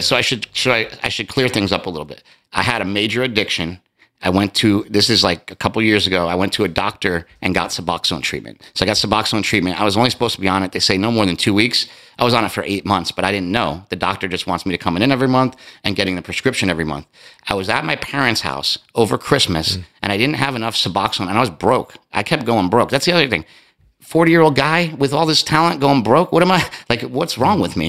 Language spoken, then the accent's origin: English; East Coast, United States; I'm from the East Coast